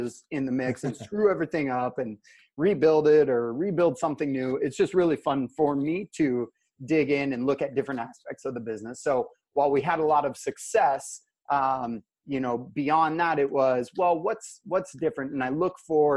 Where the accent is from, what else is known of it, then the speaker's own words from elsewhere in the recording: Alaska, United States; I'm from Alaska. I'm born and raised up here.